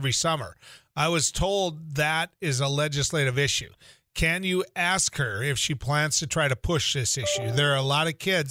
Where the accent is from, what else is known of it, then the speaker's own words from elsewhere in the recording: North Dakota, United States; the public education system in my home state is one that we have enjoyed for years